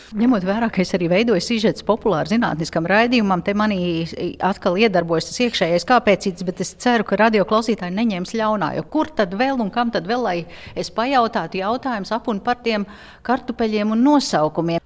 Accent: Latvia; kā parasts latvietis

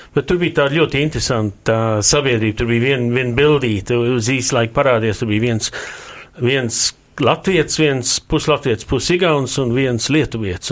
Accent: England, United Kingdom; kad es augu Anglijā

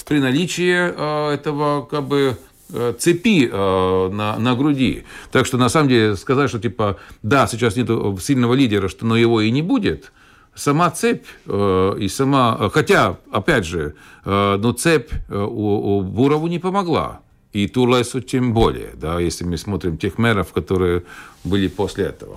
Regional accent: Valmiera, Vidzeme, Latvia; also born or lived in Purciems, Riga, Latvia; now in Jelgava, Latvia; бывший город Валмера, где, откуда я родом

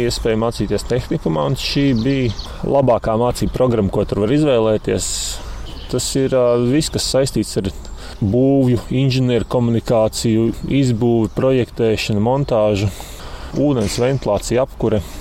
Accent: Salaspils, Salaspils Municipality, Latvia; Jā, esmu no Salaspilsnes pie Rīgas.

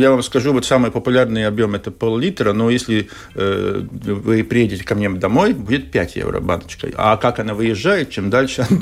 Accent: Riga, Latvia; в город приезжают к бабушке которая тоже вот живет там, где я вырос, в Старой Риге, здесь на берегу Даугавы.

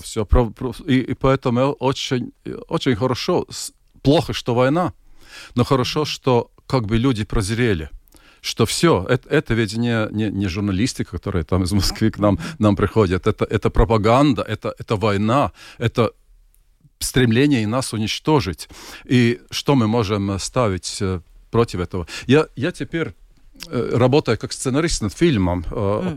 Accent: Latvia

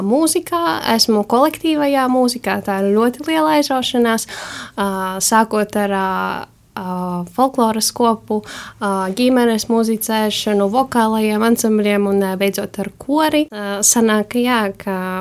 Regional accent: Salnava parish, Kārsava area, Latgale, Latvia; Es esmu no Salnovas pagasta. Nu, tas ir Kārsavas pusē

